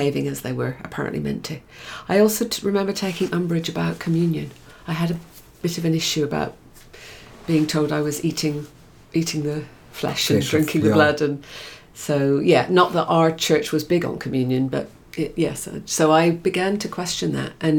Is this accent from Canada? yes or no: no; England, United Kingdom; also born or lived in Cape Town, South Africa; now in Australia; I was the single daughter born in England.